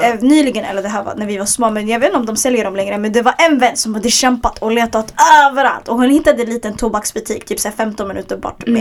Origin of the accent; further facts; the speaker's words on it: Stockholm, Stockholm County, Sweden; En förort jag växte upp i, Hagsätra, det är en förort i södra Stockholm